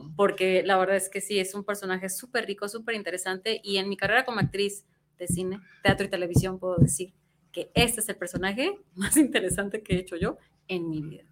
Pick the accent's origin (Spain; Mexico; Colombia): Mexico; also born or lived in Mexico City; cómo somos los mexicanos